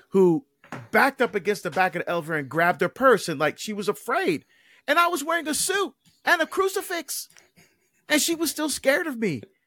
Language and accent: English; Barbados; now in United States; I was born in Barbados. Like I mentioned, I'm an immigrant.